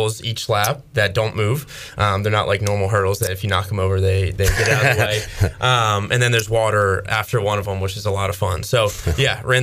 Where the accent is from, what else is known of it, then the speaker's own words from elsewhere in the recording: outside of Philadelphia, Pennsylvania, United States; moved away as an adult; also born or lived in Pittsburgh, Pennsylvania; now in Greenville, United States; I grew up outside of Philadelphia, and I ran for the University of Pittsburgh when I was in college